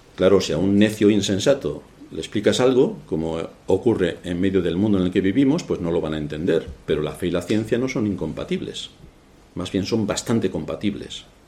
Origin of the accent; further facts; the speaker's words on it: Castilla-La Mancha, Spain; moved away; yo soy el de un lugar de la Mancha de cuyo nombre no quiero ni acordarme